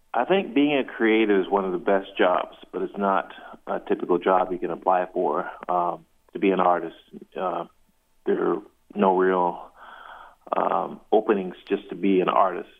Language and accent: English; South Carolina, United States; growing up in the South, I grew up in South Carolina